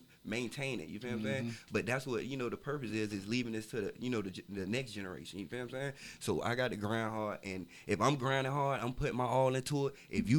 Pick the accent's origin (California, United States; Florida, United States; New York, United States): Florida, United States; But, you know, my family for Coconut Grove, I was raised in Kara City. And, you know, was in Opa-locka a lot.